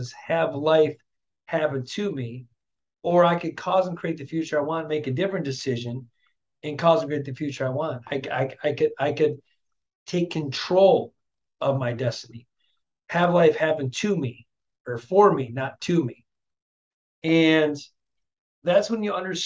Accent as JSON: {"language": "English", "town": "Flint", "region": "Michigan", "country": "United States", "tie": "born or raised there", "said": "growing up in Flint, Michigan, raised by a single mom raising three kids"}